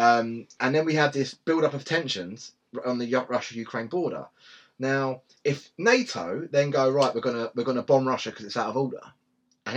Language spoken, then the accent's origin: English; England, United Kingdom; we're English.